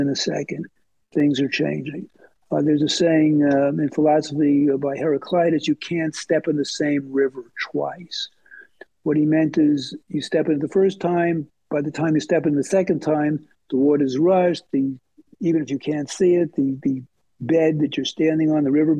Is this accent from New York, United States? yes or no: yes; New York City, New York, United States; also born or lived in Brooklyn, New York; I grew up in Queens